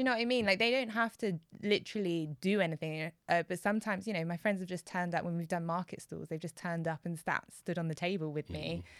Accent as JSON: {"language": "English", "country": "United Kingdom", "said": "I'm Black British"}